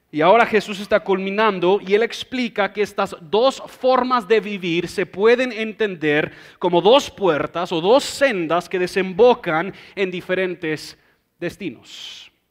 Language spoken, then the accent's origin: Spanish; United States; Spanish is a second language; yo como buen gringo orgulloso, prepotente